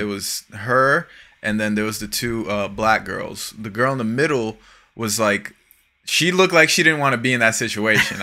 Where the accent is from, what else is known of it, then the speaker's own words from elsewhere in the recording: South Florida, United States; living and growing up in South Florida